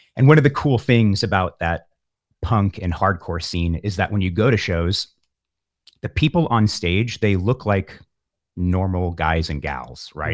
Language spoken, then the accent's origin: English; San Francisco, California, United States; also born or lived in Pacifica, California; I grew up in the San Francisco Bay Area